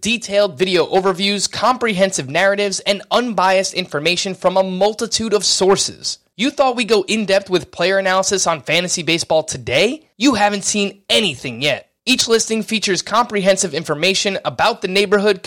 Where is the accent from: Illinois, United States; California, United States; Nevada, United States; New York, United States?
New York, United States; growing up in New York in the 90s as a kid